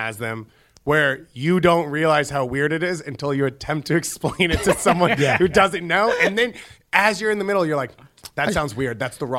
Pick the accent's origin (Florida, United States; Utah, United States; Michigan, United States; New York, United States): New York, United States; Long Island; I was from Long Island